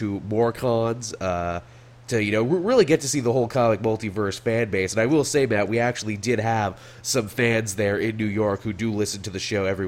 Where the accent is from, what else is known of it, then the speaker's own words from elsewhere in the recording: Canada; as a Canadian